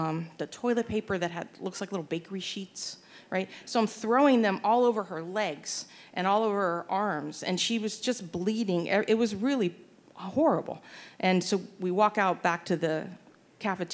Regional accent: Pittsburgh, Pennsylvania, United States; moved away; the parochial school that I attended, St. Scholastica Elementary School in Pittsburgh, Pennsylvania

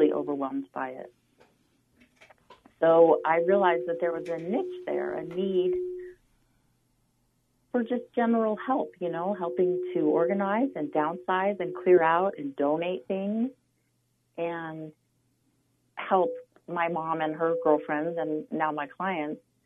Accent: Carbondale, Colorado, United States; I'm a Carbondale native. I was born and raised here

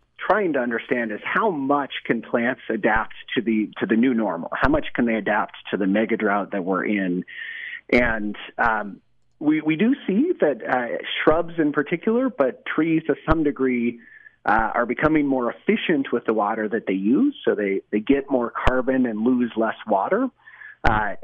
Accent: Colorado, United States; now in Utah, United States; I grew up in Colorado doing a lot of hunting and fishing

